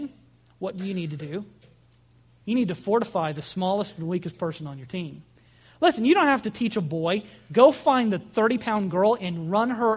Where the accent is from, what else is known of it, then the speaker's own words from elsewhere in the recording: United States; American Christians